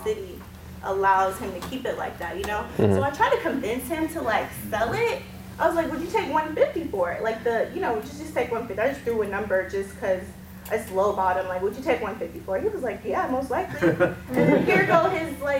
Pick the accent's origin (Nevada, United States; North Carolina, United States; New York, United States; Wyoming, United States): North Carolina, United States; Raleigh; I'm from Raleigh, North Carolina.